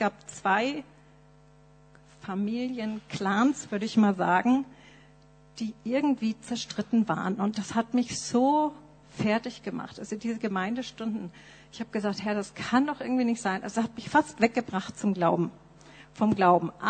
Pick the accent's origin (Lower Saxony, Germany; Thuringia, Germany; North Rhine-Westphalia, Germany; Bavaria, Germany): Bavaria, Germany; Nuremberg; meine Eltern äh, waren in der Baptistengemeinde in Nürnberg. Das ist mein geistliches Zuhause. Da bin ich aufgewachsen in der Sonntagsschule und Jungscher Freizeiten.